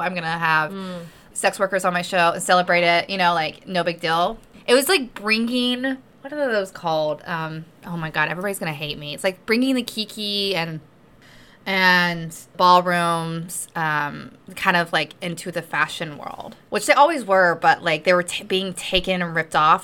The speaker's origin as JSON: {"language": "English", "region": "the South", "country": "United States", "said": "I come from the South"}